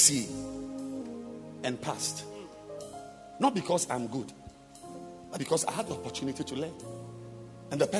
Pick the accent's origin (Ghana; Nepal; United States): Ghana; first language Fante; English is a second language; I am a Fanteño